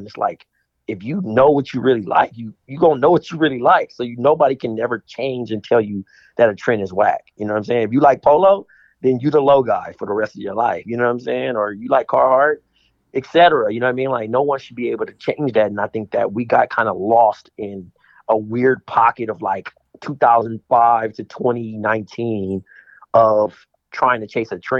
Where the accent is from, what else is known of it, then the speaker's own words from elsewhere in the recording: Compton, California, United States; I'm from Compton, man, so I'm east of the side